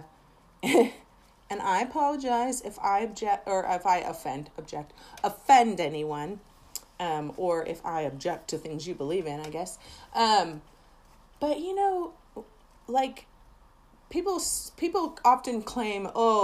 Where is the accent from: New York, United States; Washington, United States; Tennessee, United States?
Washington, United States; Seattle; I am originally from Seattle. Well, originally. Spent the last 30 years there